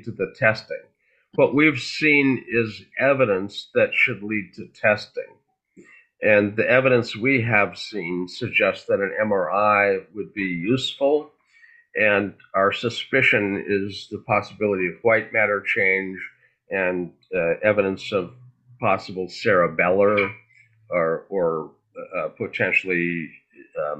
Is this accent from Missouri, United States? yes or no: no; Fargo, North Dakota, United States; I grew up in Fargo